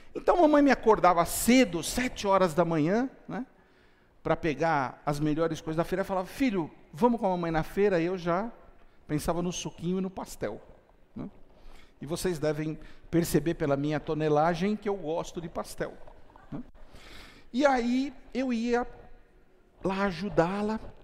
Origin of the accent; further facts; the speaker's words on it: São Caetano do Sul, São Paulo, Brazil; Eu tinha 10 anos de idade, eu morava em São Caetano do Sul, na região do ABC Paulista